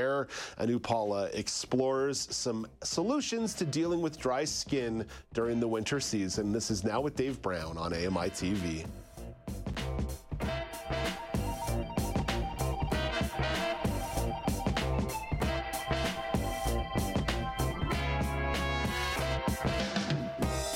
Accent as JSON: {"language": "English", "town": "Montreal", "region": "Quebec", "country": "Canada", "tie": "born or raised there", "also_born_or_lived": "Ottawa", "moved": "yes", "lives_now": "Southern Ontario, Canada", "said": "I grew up in Montreal"}